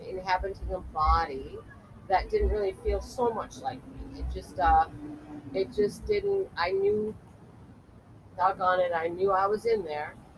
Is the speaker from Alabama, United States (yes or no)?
no; Culver City, California, United States; in Culver City, where again I was born and raised.